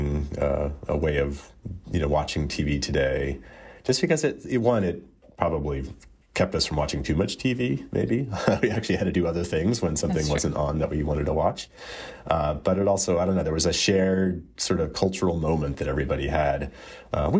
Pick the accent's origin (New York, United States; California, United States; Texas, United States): Texas, United States; I grew up in Texas